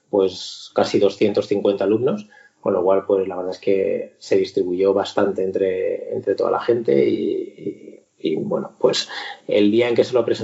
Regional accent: Zaragoza, Aragon, Spain; now in Madrid, Spain; cuando yo, me fui de Zaragoza y me vine aquí a Madrid

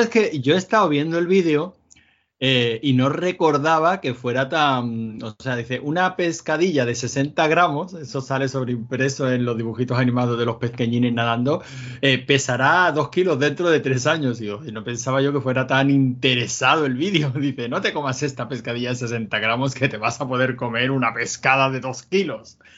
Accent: Málaga, Andalusia, Spain; yo soy malagueño

